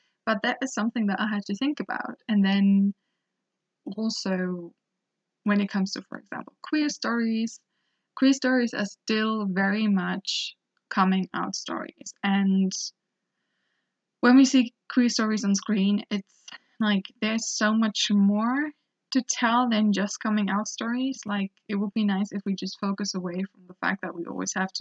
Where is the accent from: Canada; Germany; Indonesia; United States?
Germany; Hamburg; I was born and raised in Germany, up north in Hamburg, and it's a little village near there.